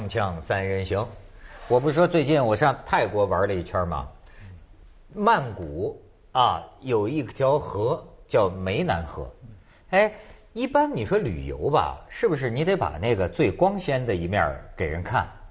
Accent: China; 我们中国人

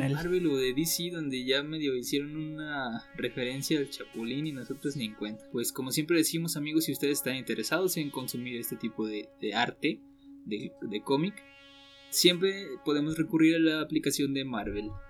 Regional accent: Mexico

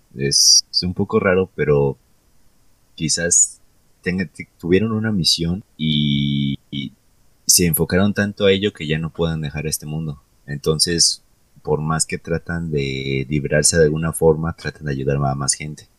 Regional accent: Mexico

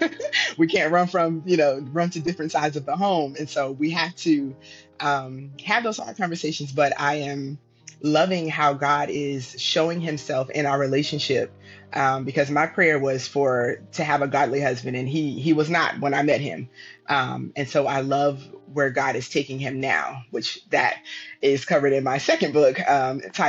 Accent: Virginia, United States; moved away as an adult; also born or lived in Texas; I grew up in Virginia

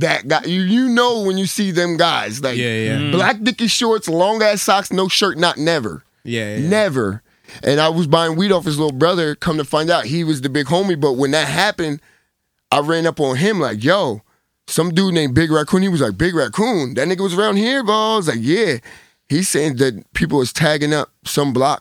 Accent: Lindenwold, New Jersey, United States; also born or lived in Philadelphia, Pennsylvania; now in California, United States; I'm from Lindenwald, New Jersey.

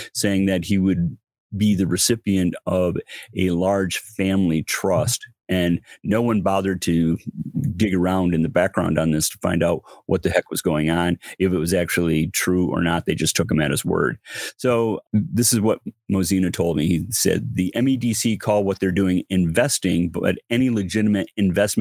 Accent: Flint, Michigan, United States; Flint, my hometown

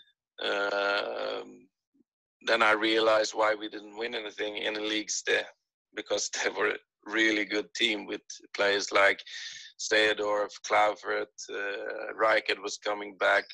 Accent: Helsingborg, Skåne, Sweden; moved away as an adult; also born or lived in Netherlands / Scotland; I'm from Sweden

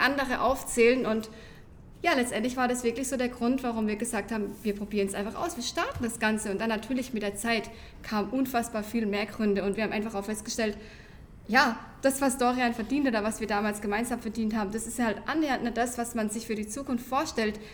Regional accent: near Karlsruhe, Baden-Württemberg, Germany; wir kommen aus der Nähe von Karlsruhe, hört man vielleicht einfach auch schon an unserem Dialekt

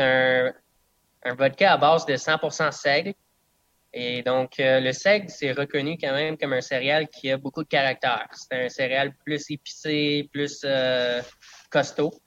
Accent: Bedford, Frelighsburg, Dunham area, southern Quebec, Canada; first language English; French is a second language; also born or lived in Cayman Islands; je viens du sud de Québec. Donc, je viens de, dans le coin de de Bedford, Frelichburg, Donham. Donc, il y a quand même encore beaucoup de, villes qui sont anglophones. Donc, oui, je suis anglophone.

